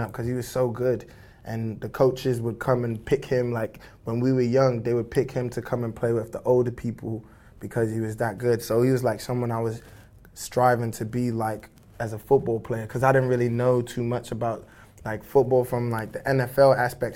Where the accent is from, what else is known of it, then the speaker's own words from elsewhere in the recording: Dallas, Texas, United States; also born or lived in United Kingdom / Nigeria (ancestry); growing up in Texas, North Dallas